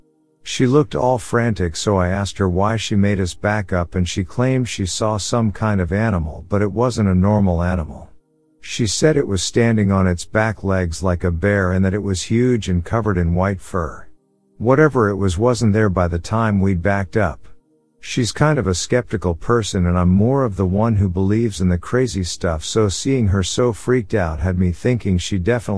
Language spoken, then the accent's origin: English; Alabama, United States; The first time was when I was a child growing up in Alabama.